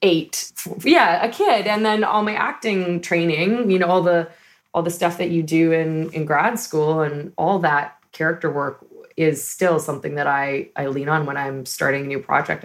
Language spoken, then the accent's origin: English; Toronto, Ontario, Canada; moved away as an adult; now in Los Angeles, United States; I hail from a suburb of Toronto called Scarborough